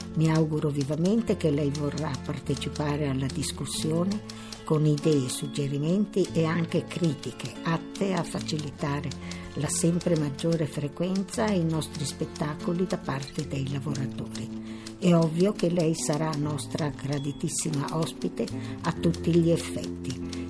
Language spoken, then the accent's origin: Italian; Milan, Lombardy, Italy; sono nata a Milano il quindici due millenovecentoventinove